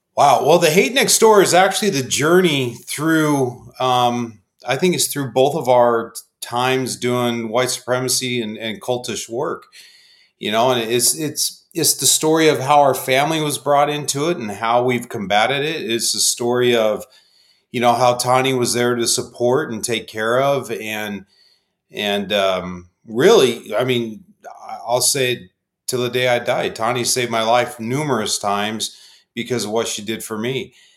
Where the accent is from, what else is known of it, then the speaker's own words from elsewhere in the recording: Phoenix, Arizona, United States; born and raised in Phoenix